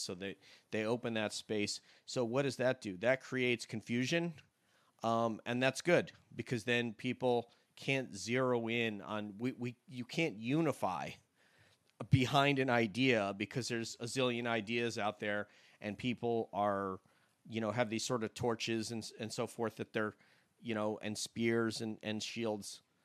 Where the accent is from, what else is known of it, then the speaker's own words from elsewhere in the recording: New York, United States; growing up in the South or myself in New York